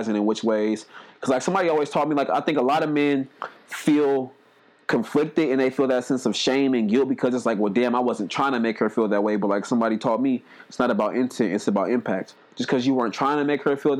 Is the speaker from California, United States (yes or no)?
yes; Oakland, California, United States; I grew up in Oakland around hella pimps and shit